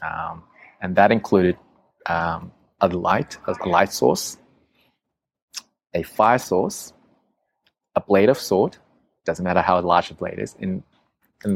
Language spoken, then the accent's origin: English; Australia; I'm from Australia.